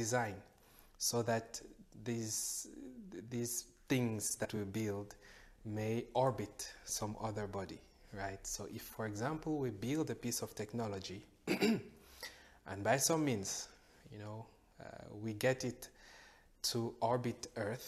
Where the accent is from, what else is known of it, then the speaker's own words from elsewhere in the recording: Cameroon; I grew up from Cameroon.